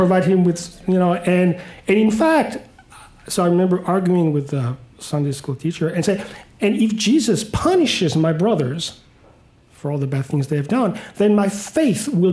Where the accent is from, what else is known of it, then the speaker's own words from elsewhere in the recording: Paris, Île-de-France, France; moved away; I grew up in Paris, in France